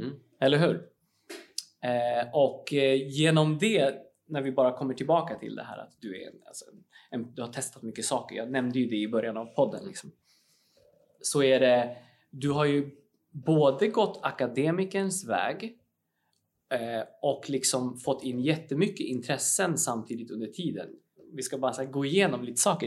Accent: Uppsala, Uppsala County, Sweden; jag är ju från Uppsala ursprungligen

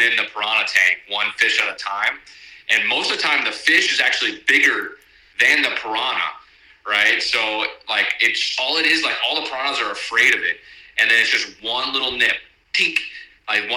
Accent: Homestead, Florida, United States; now in San Diego, United States; I grew up in the dirty South, like Miami, even further south than that. Not as far as the Keys, but Homestead

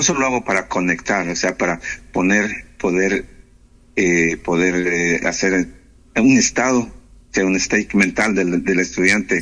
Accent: the Andes, southern Ecuador, Ecuador; moved away as an adult; also born or lived in Loja, Ecuador / Oslo, Norway; now in Nannestad, Norway; soy de los Andes, del sur de Ecuador

